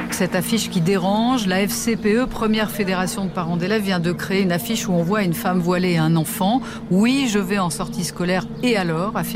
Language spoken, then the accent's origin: French; Algiers Province, Algeria; moved away as an adult; now in Saint-Denis, France; J'habite à Saint-Denis. Je suis née en Algérie, sur les pas loin d'Alger. Bah, j'ai grandi là-bas jusqu'à l'âge de 26 ans.